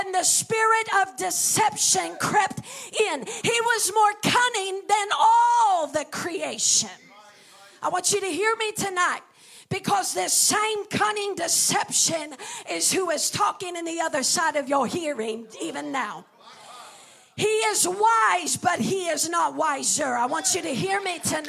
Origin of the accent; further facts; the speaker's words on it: northeastern Kentucky, United States; I grew up in Kentucky, in, you know, northern eastern part of Kentucky